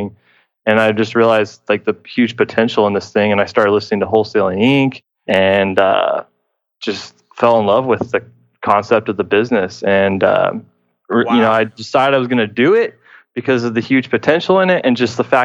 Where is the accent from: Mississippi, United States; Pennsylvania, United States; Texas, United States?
Texas, United States; Houston; I am from Houston, Texas